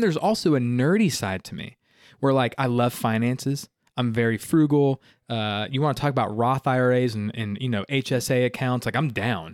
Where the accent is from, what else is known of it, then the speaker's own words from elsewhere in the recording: Simpsonville, South Carolina, United States; also born or lived in Miami, Florida; Greenville, you know, like I was saying, it's, it's all I've ever known. So to do ministry in my hometown